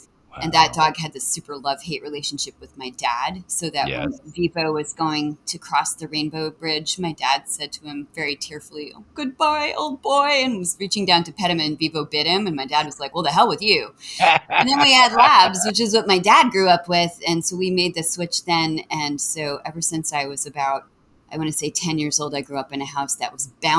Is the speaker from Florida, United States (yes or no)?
no; Montclair, New Jersey, United States; moved away as an adult; also born or lived in New York City, New York; now in Boston, United States; Born in New York at Mount Sinai and grew up in Montclair.